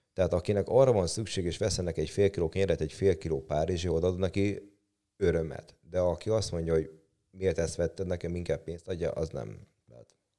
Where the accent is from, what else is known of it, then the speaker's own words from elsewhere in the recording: Hungary; ahol fölnőttem, az, ott a Tarjánban nőttem föl